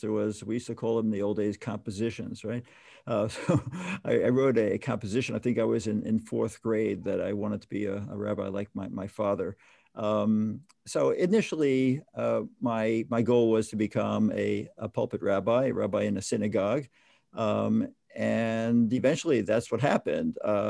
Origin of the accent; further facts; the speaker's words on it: New York City, New York, United States; as a Orthodox Jew growing up in the Bronx